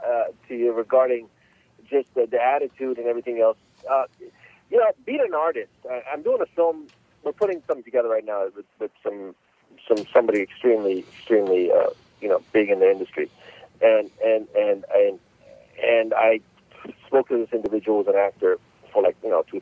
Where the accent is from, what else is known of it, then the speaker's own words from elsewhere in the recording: Los Angeles, California, United States; So I grew up in Los Angeles, California, since about 1983. My parents immigrated to the States back in the early 80s, and that's where I grew up.